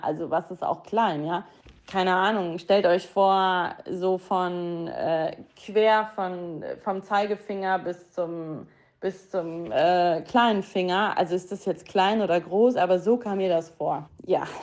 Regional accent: Hilden, North Rhine-Westphalia, Germany; now in Düsseldorf, Germany; aus Hilden, ähm, aus meiner Heimat, da wo ich aufgewachsen bin

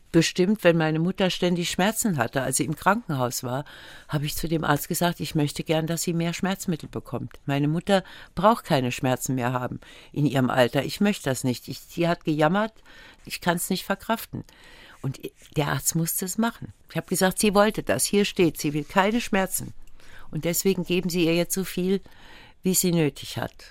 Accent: Völklingen, Saarland, Germany; war so ein bisschen am Rande von Völklingen und ich bin so ganz normal aufgewachsen.

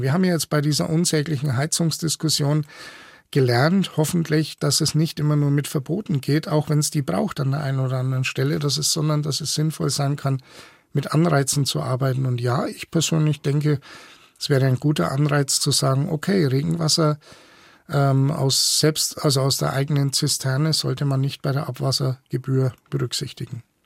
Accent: Franconia, Bavaria, Germany; ich bin aufgewachsen in Franken

